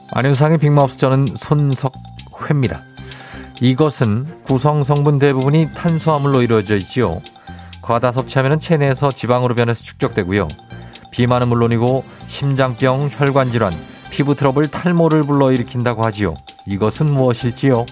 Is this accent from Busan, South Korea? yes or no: no; Seoul, South Korea; 신암초 91년 2월에 졸업했습니다